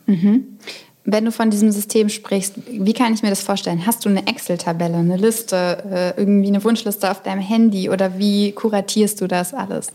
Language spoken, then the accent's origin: German; Berlin, Germany; da fühle ich mich als Berlinerin